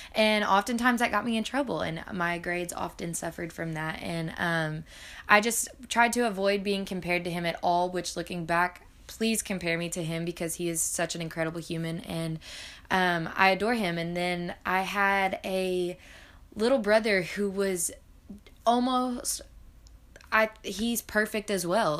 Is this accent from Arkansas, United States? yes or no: yes; Arkansas, United States; I grew up in Arkansas